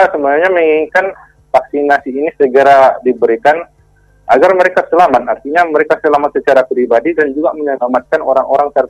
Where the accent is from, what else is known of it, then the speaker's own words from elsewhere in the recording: West Sumatra, Indonesia; Nah, kalau saya sendiri itu dari Kecamatan Sibur Selatan